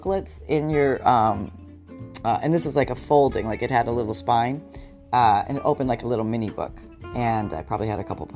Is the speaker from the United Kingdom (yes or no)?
no; Canada; moved away as an adult; now in United States